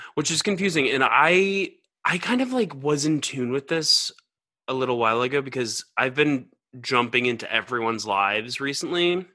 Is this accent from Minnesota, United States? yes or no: no; Georgia, United States; moved away; also born or lived in New York; I'm from Georgia